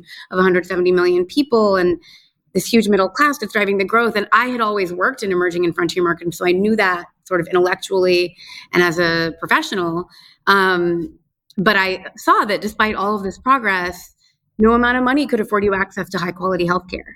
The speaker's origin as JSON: {"language": "English", "country": "United States", "tie": "born or raised there", "also_born_or_lived": "Afghanistan", "moved": "as an adult", "lives_now": "Dhaka, Bangladesh", "said": "I'm American by birth. I was born and raised in the United States, but my family is originally from Bangladesh"}